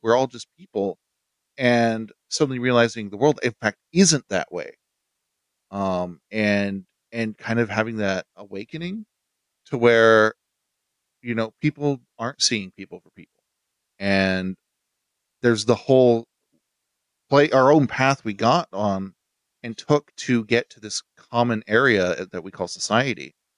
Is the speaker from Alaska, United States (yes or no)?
no; Utah, United States; I grew up in Utah